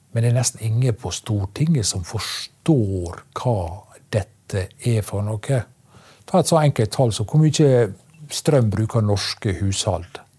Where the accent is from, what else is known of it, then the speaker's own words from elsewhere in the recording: Ørsta, Møre og Romsdal, Norway; hjemme i Ørsta, i Vartdal, der er lakseoppdrett